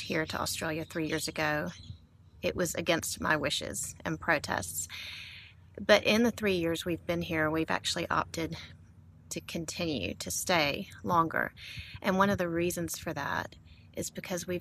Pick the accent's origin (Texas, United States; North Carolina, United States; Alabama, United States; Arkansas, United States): Alabama, United States; Montgomery; I grew up landlocked in Montgomery, Alabama.